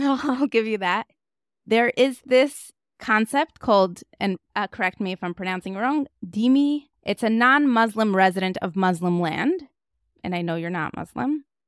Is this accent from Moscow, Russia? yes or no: yes; Moscow, Russia; moved away; I was raised in Moscow, Russia